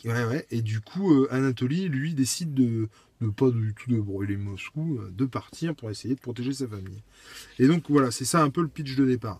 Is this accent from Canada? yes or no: no; France; en tant que Français